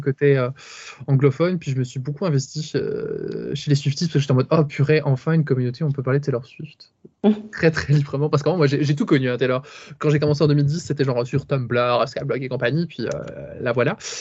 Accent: Charleroi, Wallonia, Belgium; accent: Belgian; moi, je suis belge, ça s'entend peut-être à l'accent

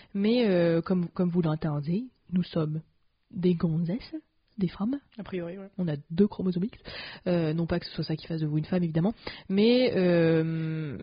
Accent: France; en tant que française

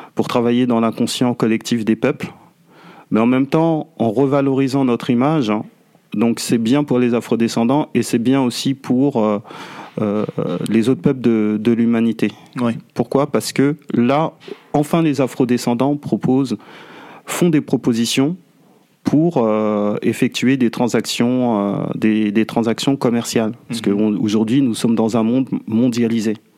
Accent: France; je suis né en France, j'ai grandi en France

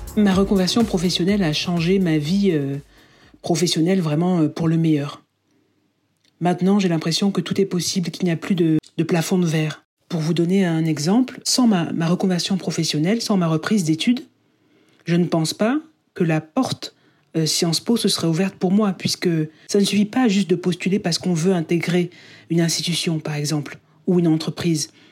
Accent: France; first language French; moved away as an adult; also born or lived in United Kingdom; j'ai envie de travailler en français dans ma langue, euh, dans ma première langue, et de retourner en fait en France, à Paris

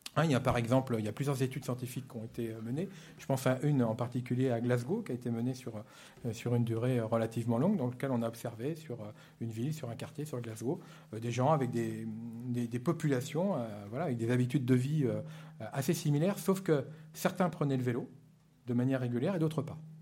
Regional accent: the West, western France, France; je suis né dans l'Ouest il y a déjà longtemps et je me rappelle que j'allais au catéchisme surtout pour y aller en vélo

